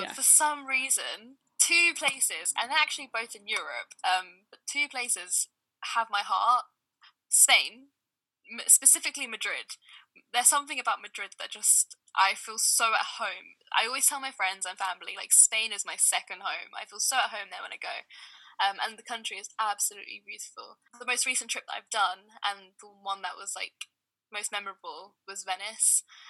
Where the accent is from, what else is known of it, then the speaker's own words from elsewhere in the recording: Sudan; quite similarly to what happened in my home country, which is Sudan.